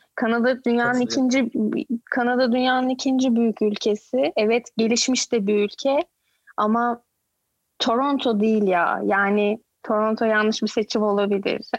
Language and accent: Turkish; Izmir, Turkey; moved away as an adult; also born or lived in Ankara / Istanbul; now in Canada; Ankara'da doğdum ama İzmirliyim. Çok küçük yaşta İzmir'e göçtük. Ee, orada doğdum, yani orada büyüdüm diyeyim. Lise, üniversite hayatım İzmir'de